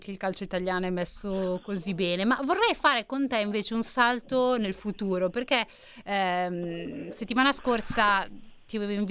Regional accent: Rome, Lazio, Italy; io sono romano

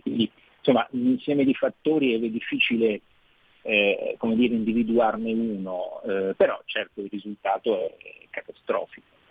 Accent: Rome, Lazio, Italy; da romano so cosa vuol dire avere avuto un sindaco dei Cinque Stelle

